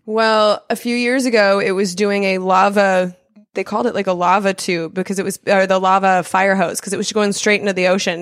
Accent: California, United States; also born or lived in Denver, Colorado; I'm a Californian is where mm-hmm. I was mm-hmm. raised from the time I was six until like basically now

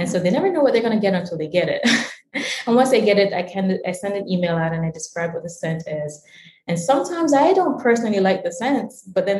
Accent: Jamaica; now in Washington, DC, United States; I was born in Jamaica, was born in the Caribbean

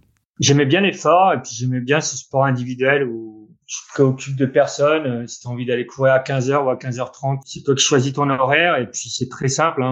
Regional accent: Orne, Normandy, France; moved away as an adult; je suis né en Normandie, où j'y ai passé, euh, vingt-cinq ans quasiment. Euh, avec mon papa et ma maman, là-bas, on est en, à Bouillouse, dans une petite commune, euh, dans l'Orne

